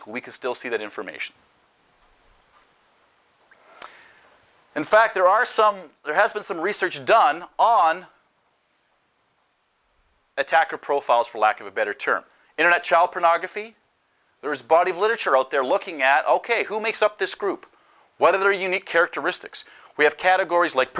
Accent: Canada; moved away; I'm Canadian

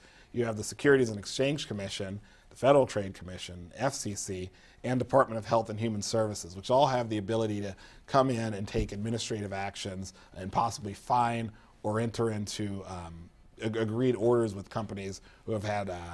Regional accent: Florida, United States; I'm from Florida

